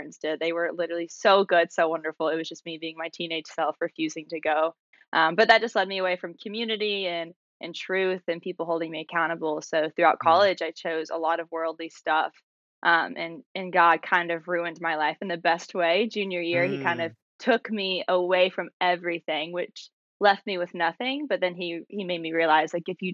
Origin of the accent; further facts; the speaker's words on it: Maryville, Tennessee, United States; I'm from Maryville, Tennessee. It's a small city outside of Knoxville